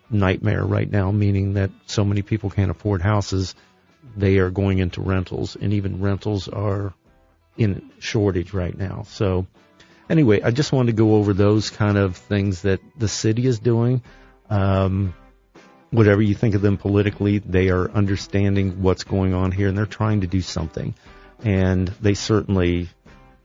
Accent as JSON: {"language": "English", "town": "Columbus", "region": "Ohio", "country": "United States", "tie": "born or raised there", "said": "I grew up on the West Side."}